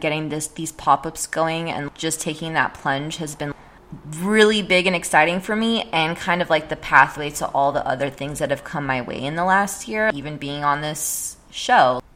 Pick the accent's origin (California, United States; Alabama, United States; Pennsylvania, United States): California, United States; San Jose; moved away as an adult; now in San Francisco, United States; I'm actually from San Jose